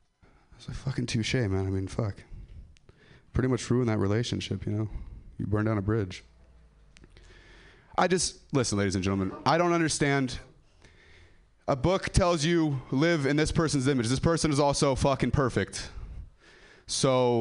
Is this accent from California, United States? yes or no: yes; Ripon, California, United States; I'm from Ripon